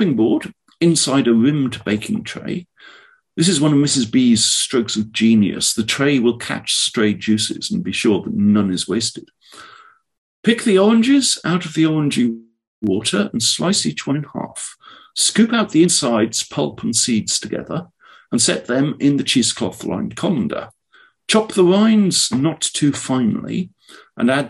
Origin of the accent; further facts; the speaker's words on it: Oxford, South East England, United Kingdom; now in California, United States; I am from Oxford